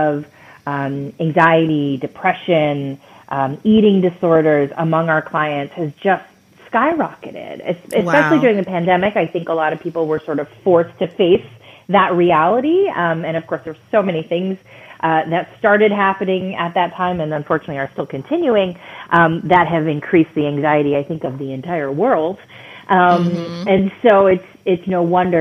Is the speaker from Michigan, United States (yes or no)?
yes; Michigan, United States; I grew up in Michigan. I grew up in Michigan in an immigrant family